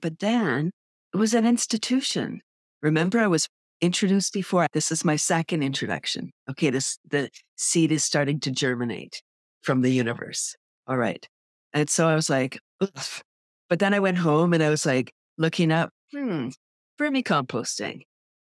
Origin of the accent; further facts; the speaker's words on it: Toronto, Ontario, Canada; now in Bradford, Canada; Yeah, I grew up in Toronto and then in 93, I moved to Bradford, the little town I'm in.